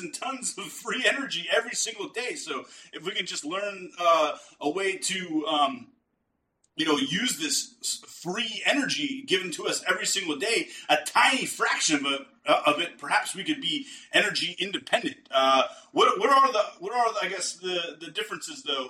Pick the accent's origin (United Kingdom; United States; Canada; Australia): United States; East Coast; moved away as an adult; now in Texas, United States; a lifelong East Coaster before I moved to Texas